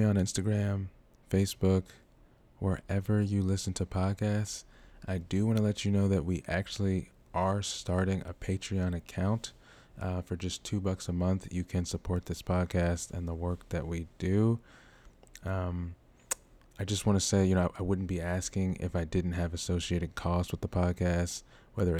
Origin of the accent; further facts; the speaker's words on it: Baltimore, Maryland, United States; Baltimore, Maryland. Woo woo, my hometown.